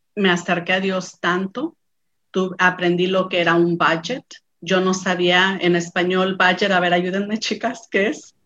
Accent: San Lorenzo, San Luis Potosí, Mexico; moved away; Provengo de San Luis Potosí, México, de un pueblito llamado San Lorenzo. Es un pueblito donde todos nos conocemos

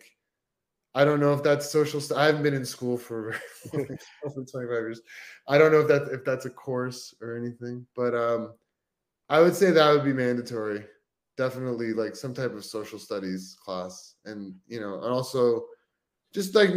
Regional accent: Canada; being Canadian

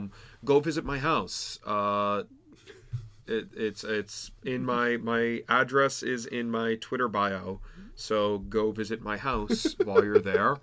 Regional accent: New York City, New York, United States; I'm from New York City.

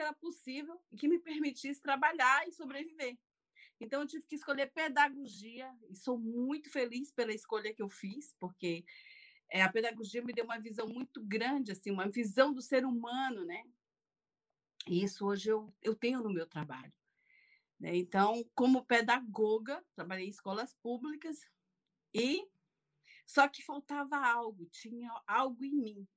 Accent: interior of Maranhão, Brazil; moved away as an adult; also born or lived in Fortaleza, Brazil; now in France; nasci numa cidade muito pequena do interior do Maranhão, né? E com 19 anos fui morar em Fortaleza.

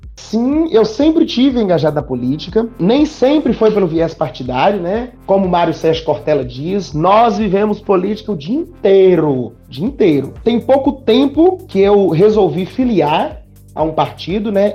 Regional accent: north of Minas Gerais, Brazil; moved away; also born or lived in Florestal / Mateus Leme / Itaúna; Eu sou lá do norte de Minas

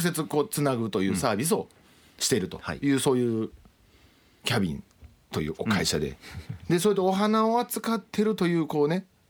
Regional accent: Shiga, Japan; moved away; 滋賀県出身でして

